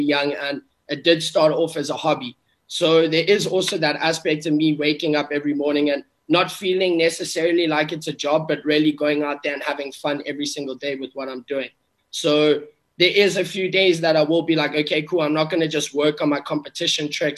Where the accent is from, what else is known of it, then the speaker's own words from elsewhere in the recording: South Africa; I grew up in South Africa